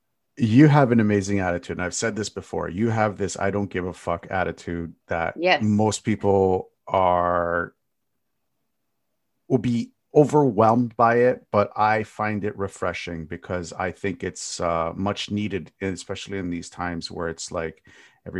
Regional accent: Canada; as a Canadian

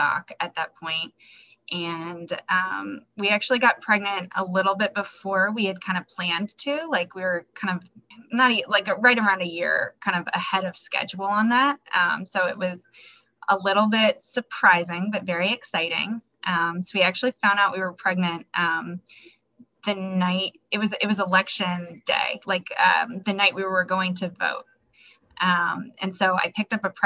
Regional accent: Florida, United States; moved away as an adult; also born or lived in Hawaii; now in Baltimore, United States; I'm originally from Florida

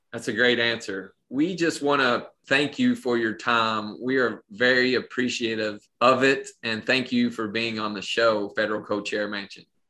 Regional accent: Pineville, United States; moved away; growing up in Pineville, in Appalachia

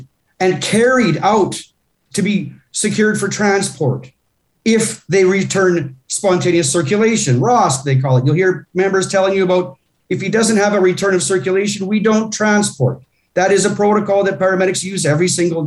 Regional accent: Coaldale, Alberta, Canada; my hometown of Coaldale

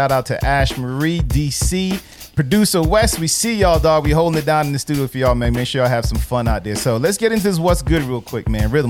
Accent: Jamaica; I'm Jamaican

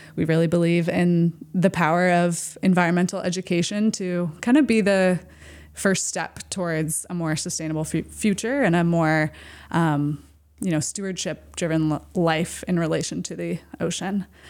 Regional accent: Camden, Maine, United States; also born or lived in Boston, Massachusetts; I grew up here in Maine, in the Midcoast, in Camden

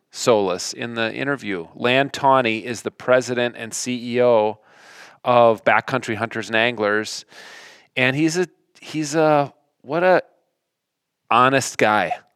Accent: Minnesota, United States; Flatlanders like us, Minnesotans

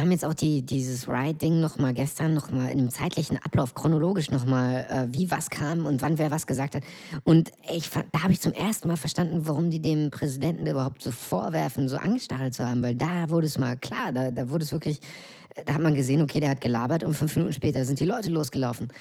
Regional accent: East Germany, Germany; mein Land, in dem ich geboren bin

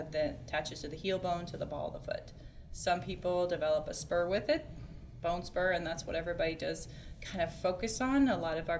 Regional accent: Des Moines, Iowa, United States; I grew up in the Des Moines metro area.

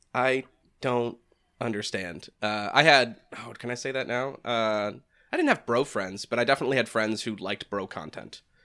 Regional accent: New Hampshire, United States; I'm from the Boston area, which I don't know if anyone can ever get that a, a taste of that accent. I'm like I'm north of it in New Hampshire

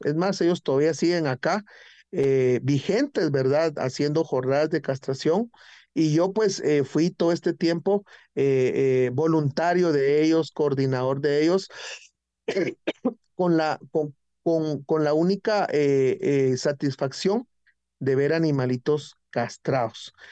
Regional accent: San Miguel Petapa, Guatemala Department, Guatemala; en mi comunidad, en mi pueblo, en mi municipio de San Miguel Petapa

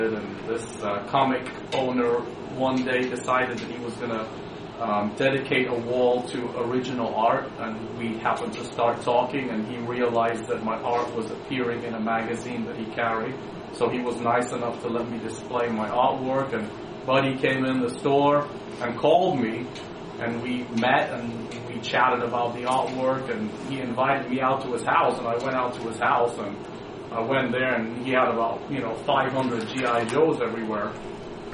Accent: England, United Kingdom; I was born in England

